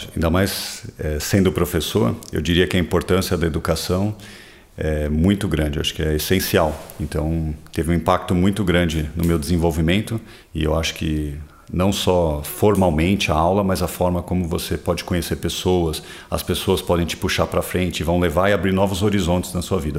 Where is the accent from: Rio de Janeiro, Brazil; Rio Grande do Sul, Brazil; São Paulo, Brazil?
São Paulo, Brazil; also born or lived in California, United States / Quito, Ecuador / Barcelona, Spain / Singapore; eu sou de São Paulo, é, moro em São Paulo desde que eu nasci. Morei fora alguns anos, quando eu era mais novo